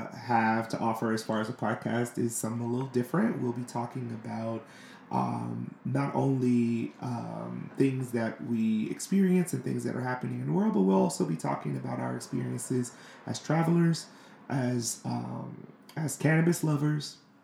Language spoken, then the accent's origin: English; St. Louis, Missouri, United States; now in Washington, D.C., United States; I'm from St. Louis, Missouri